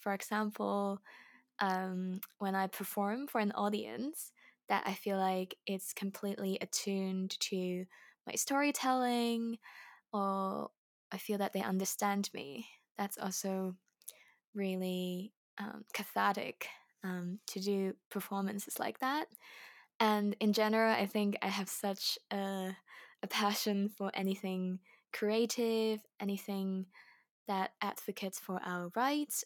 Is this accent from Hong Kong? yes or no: yes; Hong Kong; moved away as an adult; now in United Kingdom; I grew up in Hong Kong as, um, ethnic majoritized group